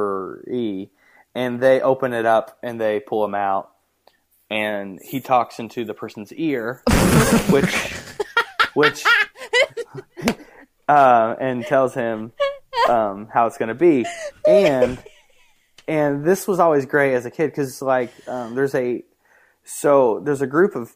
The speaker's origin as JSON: {"language": "English", "town": "Punxsutawney", "region": "Pennsylvania", "country": "United States", "tie": "born or raised there", "said": "growing up in Punxsutawney, it was awesome"}